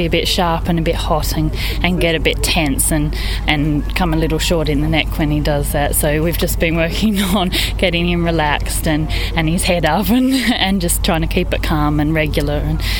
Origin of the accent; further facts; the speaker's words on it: Australia; moved away as an adult; now in United Kingdom; No, I'm from Australia originally. Both my parents are British, so half British, really.